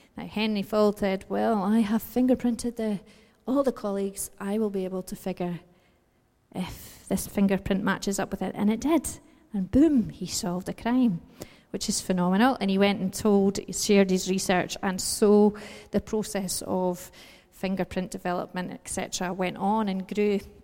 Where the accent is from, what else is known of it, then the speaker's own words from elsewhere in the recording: United Kingdom; we're British